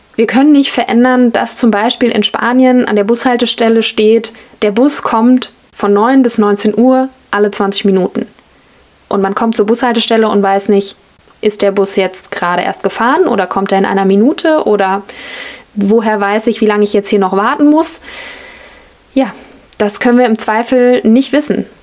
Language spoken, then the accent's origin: German; Germany; als Deutsche oder Westlerin, Europäerin